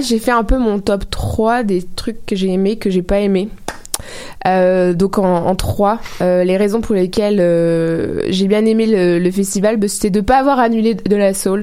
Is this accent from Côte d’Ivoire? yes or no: no; France; now in Montreal, Canada